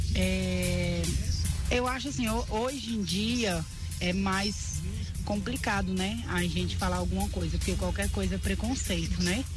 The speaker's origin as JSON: {"language": "Portuguese", "region": "Minas Gerais", "country": "Brazil", "tie": "born or raised there", "moved": "yes", "lives_now": "Riacho Fundo, Brazil", "said": "Lá na minha cidade também, em Minas"}